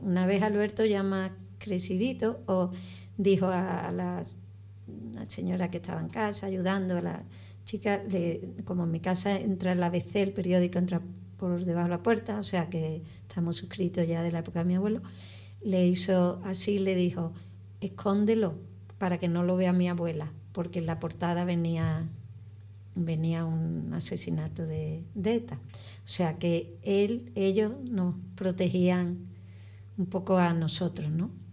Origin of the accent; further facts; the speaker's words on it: Spain; como española, eh, que como ciudadana de España